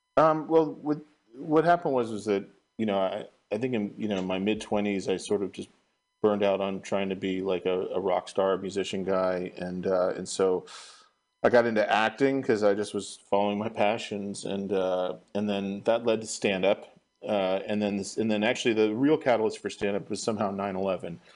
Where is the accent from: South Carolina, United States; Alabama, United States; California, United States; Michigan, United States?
California, United States; Marin County; also born or lived in San Francisco, United States; I was raised in Marin County, and then I moved back to the city